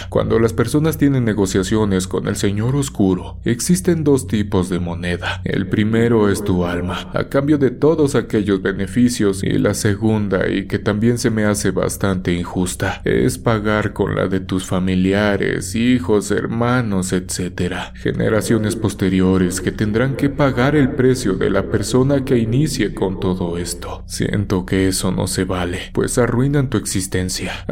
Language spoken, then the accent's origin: Spanish; Catemaco, Veracruz, Mexico; Soy Jarocho. He trabajado como operador muchos años. Como antecedente, déjenme decirles que provengo de Veracruz, tierra de magos y hechiceros que son muy conocidos en todo el mundo. Así es, Catemaco es mi pueblo.